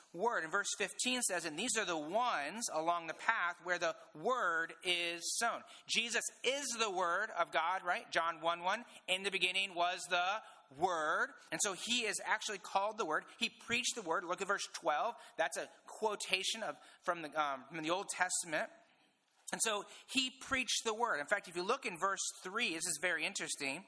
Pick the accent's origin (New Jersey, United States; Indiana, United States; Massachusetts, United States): Indiana, United States; I'm from Indiana